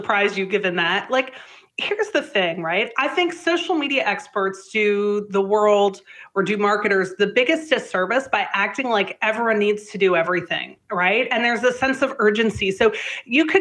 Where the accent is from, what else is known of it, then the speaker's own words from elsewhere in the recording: Canada; I'm Canadian